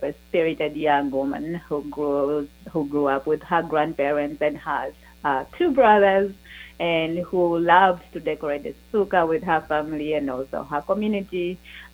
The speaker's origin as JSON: {"language": "English", "country": "Uganda", "tie": "born or raised there", "said": "the Jewish community of Uganda and my own story"}